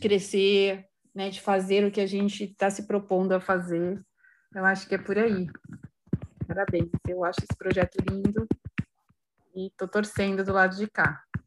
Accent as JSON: {"language": "Portuguese", "region": "São Paulo", "country": "Brazil", "said": "sou de São Paulo, moro em São Paulo"}